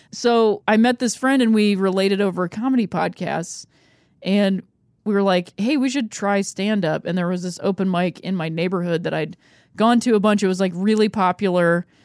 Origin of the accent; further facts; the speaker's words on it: Akron, Ohio, United States; moved away; also born or lived in Chicago; I grew up in Akron, Ohio